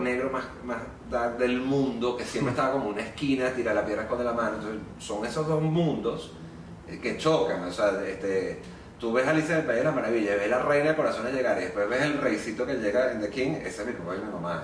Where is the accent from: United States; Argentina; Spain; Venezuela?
Venezuela; nosotros los venezolanos